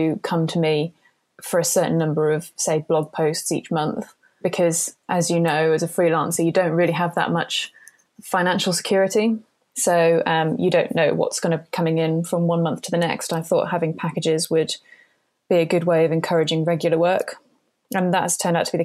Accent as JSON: {"language": "English", "country": "United Kingdom", "said": "I'm British"}